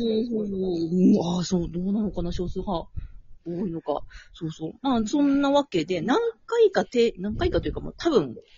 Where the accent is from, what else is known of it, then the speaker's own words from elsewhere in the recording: Tokyo, Japan; also born or lived in Ibaraki; now in Okinawa, Japan; 茨城生まれ、なんだ、東京育ち、沖縄在住です。